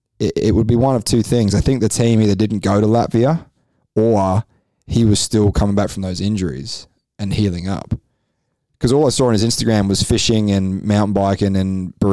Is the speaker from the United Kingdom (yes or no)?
yes; England, United Kingdom; now in Australia; I'm English, but hey, I've been in Australia long enough